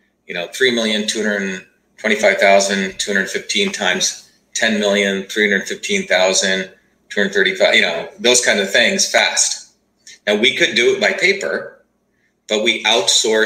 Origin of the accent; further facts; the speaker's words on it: India; now in United States; When I was growing up in India, my great-grandfather could do, you know, fractional multiplication in his head